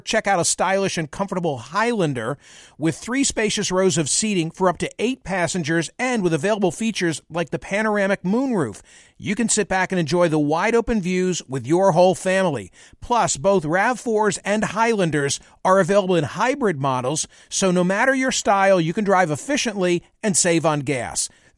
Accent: Pennsylvania, United States; Bucks County, Pennsylvania.

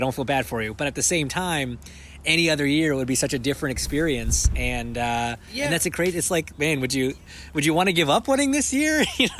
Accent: Canada; I'm Canadian.

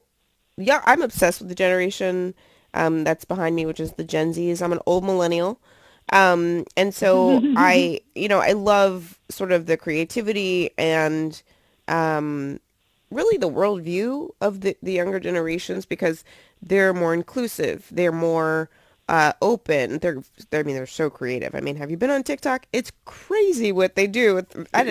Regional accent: New York City, New York, United States; now in Virginia, United States; I'm from Brooklyn

